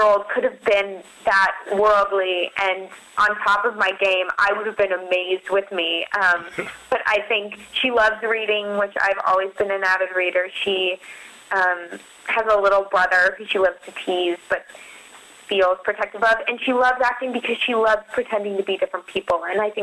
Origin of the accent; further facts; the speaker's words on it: Denver, Colorado, United States; moved away as an adult; also born or lived in Boston; I grew up in Denver, Colorado